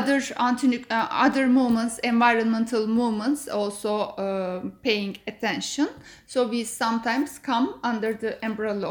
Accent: Istanbul, Turkey; I am from Istanbul.

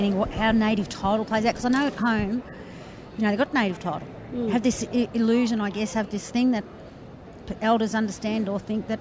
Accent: Western Australia, Australia; We're from the same place.

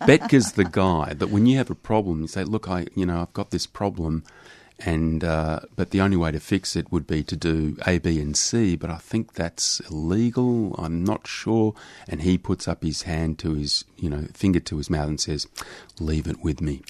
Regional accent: Australia; being Australian

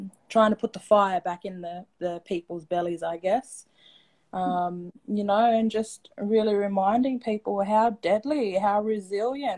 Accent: Sydney, New South Wales, Australia; I grew up in Redfern, Waterloo in Sydney.

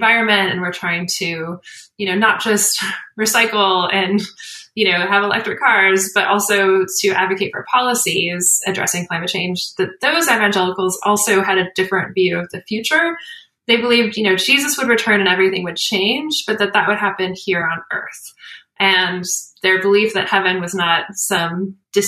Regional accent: United States; I'm an American. Like, I grew up in the United States

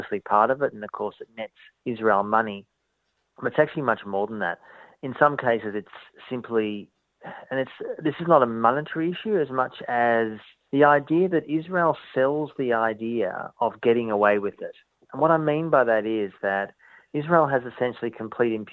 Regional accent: Melbourne, Victoria, Australia; I was brought up in Melbourne as a Jew

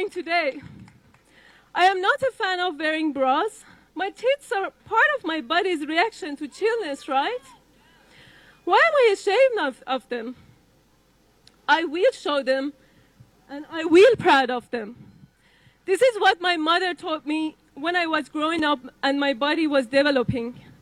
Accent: Iran; moved away; my home country, the Islamic Republic of Iran

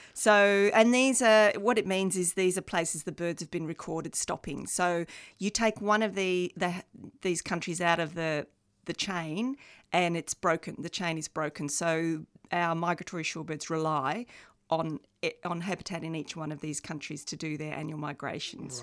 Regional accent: Australia; also born or lived in England; now in Melbourne, Australia; They migrated t, uh, to Australia from England in nineteen sixty-six, the year I was born.

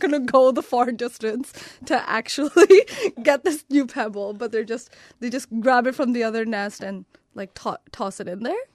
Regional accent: Canada; moved away; my home country of Canada

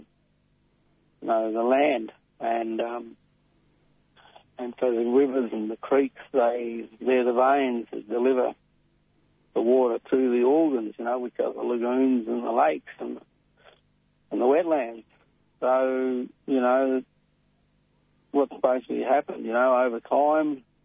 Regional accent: Robinvale, Victoria, Australia; I'm from Tati Tati in Robin Vale, northwest Victoria

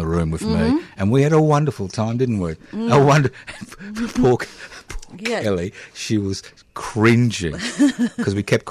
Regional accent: Queensland, Australia; moved away; Refugee from Queensland

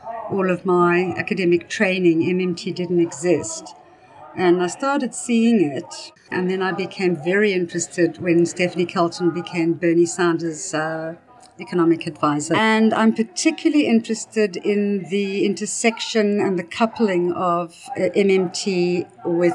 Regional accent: South Africa; now in Castlemaine, Australia; I'm originally from South Africa

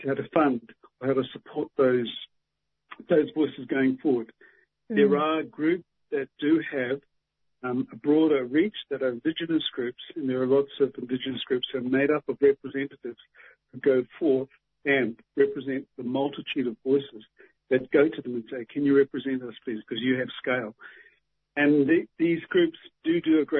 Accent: Waikato, New Zealand; I'm from the Tainui tribe in Waikato in New Zealand

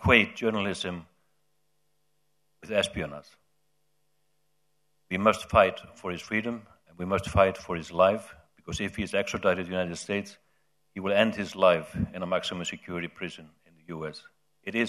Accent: Iceland; my home country, Iceland

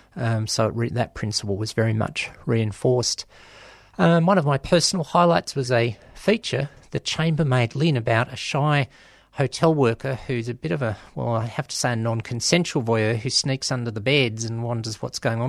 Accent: Australia; I'm from Australia

